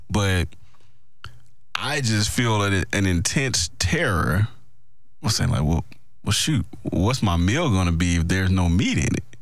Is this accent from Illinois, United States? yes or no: no; Mississippi, United States; I'm from Mississippi